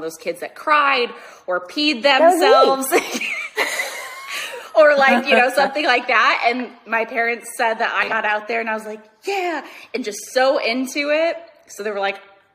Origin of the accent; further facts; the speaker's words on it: Minnesota, United States; moved away as an adult; now in Los Angeles, United States; I'm from Minnesota originally. I've been in Los Angeles for, 12 and a half years now.